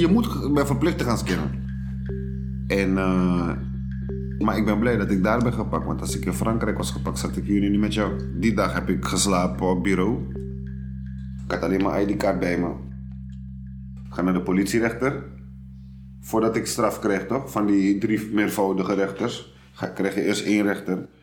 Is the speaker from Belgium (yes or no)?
no; Suriname; born or raised there; now in Netherlands